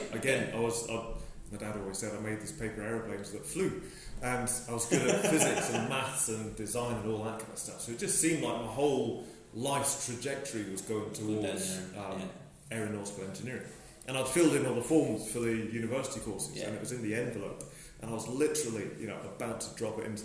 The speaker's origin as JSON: {"language": "English", "area": "Somerset", "region": "South West England", "country": "United Kingdom", "tie": "born or raised there", "moved": "yes", "lives_now": "Fort William, United Kingdom", "said": "I was brought up in Somerset"}